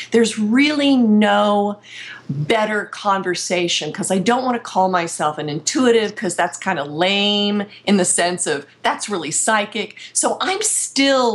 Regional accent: Pennsylvania, United States; moved away; also born or lived in Ohio; being in Pennsylvania. I was in my hometown for a week

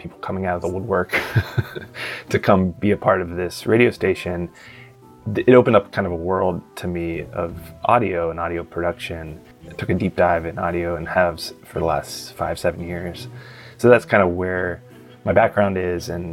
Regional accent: Pittsburgh, Pennsylvania, United States; moved away as an adult; also born or lived in Arlington, Virginia; now in Washington, D.C., United States; I'm originally from Pittsburgh. I grew up in Pittsburgh.

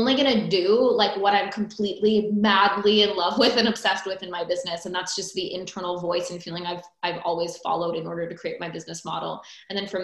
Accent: Iowa, United States; now in North Carolina, United States; I grew up in the Midwest, from Iowa originally, smack dab in the middle of the US

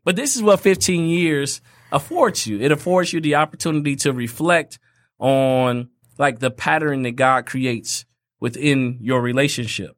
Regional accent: Fort Wayne, Indiana, United States; moved away; I grew up in Fort Wayne, Indiana, where everything is fifteen minutes away.

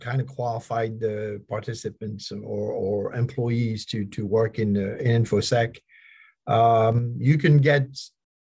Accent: France; now in United States; I've been in the United States for 40 some years. I come from France

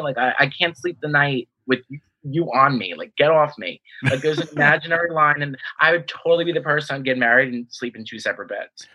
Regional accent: New York City, New York, United States; I'm from New York, and you know kind of like my hometown show

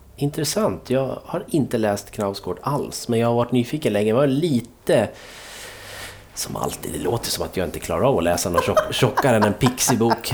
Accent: Dalarna County, Sweden; jag är från Dalarna

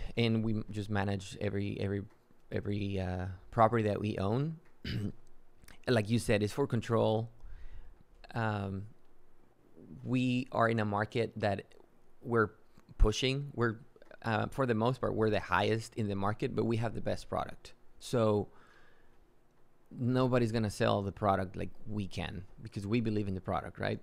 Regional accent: Matamoros, Tamaulipas, Mexico; moved away as an adult; also born or lived in Yucatán, Mexico / Texas, United States; now in San Antonio, United States; I grew up in Mexico. I'm originally from Yucatan in Mexico. Uh, I grew up in Matamoros. Went to school to high school all the way through high school in Mexico. Came to the U.S. for college.

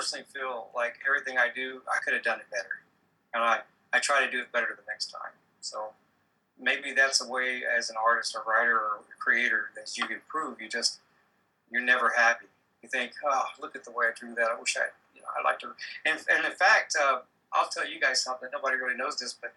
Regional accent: Deep South, United States; I'm from the Deep South

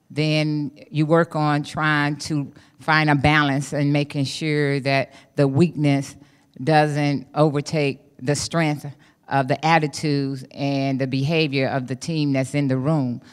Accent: East St. Louis, Illinois, United States; I grew up in East Saint Louis, Illinois

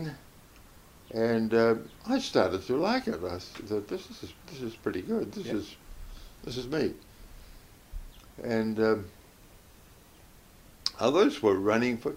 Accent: Whanganui, Manawatū-Whanganui, New Zealand; I was born in Whanganui

